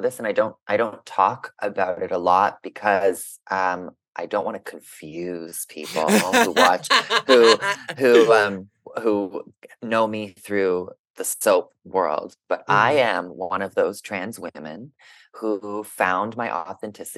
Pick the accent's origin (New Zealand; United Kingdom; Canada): Canada; Vancouver, British Columbia; moved away as an adult; also born or lived in Toronto, Canada; now in California, United States; I was born in California. My dad got us a job when I was 4 that moved us to Vancouver. So I grew up in Canada